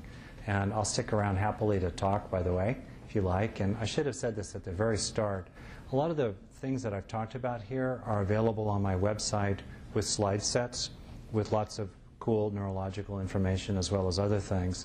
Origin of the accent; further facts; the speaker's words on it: United States; I'm an American